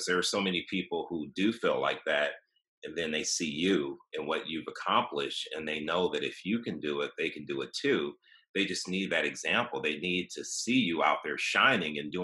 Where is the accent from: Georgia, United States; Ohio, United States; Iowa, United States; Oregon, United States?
Ohio, United States; Cleveland; moved away; also born or lived in Austin; growing up in Cleveland, Ohio, after my parents got divorced, we moved in with my grandfather